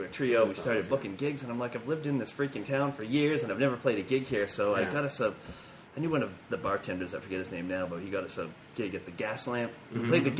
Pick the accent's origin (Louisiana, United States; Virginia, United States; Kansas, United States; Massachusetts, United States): Massachusetts, United States; Salem; moved away as an adult; now in Newport, United States; I'm from Boston area, Salem, mm-hmm. Massachusetts.